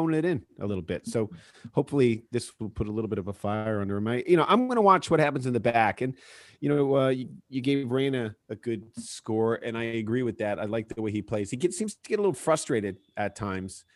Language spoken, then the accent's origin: English; United States; I'm an American